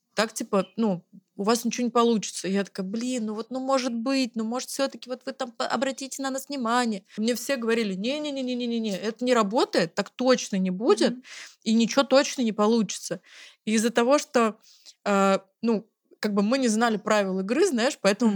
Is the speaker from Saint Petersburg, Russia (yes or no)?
no; Zelenograd, Moscow, Russia; мы э, оба из Зеленограда, и там все друг друга знают